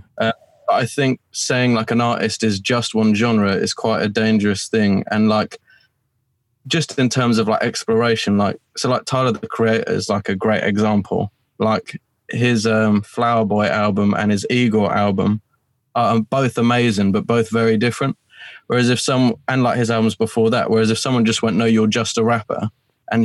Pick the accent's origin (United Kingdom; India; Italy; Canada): United Kingdom; Colchester, East of England; moved away as an adult; now in Romford, United Kingdom; I'm originally from Colchester. I'm not actually from London. It's in a county called Essex